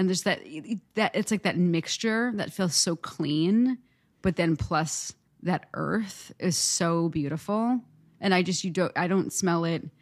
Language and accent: English; New Jersey, United States; moved away; also born or lived in New York; In New Jersey, you know, but just like, yeah, like in the suburbs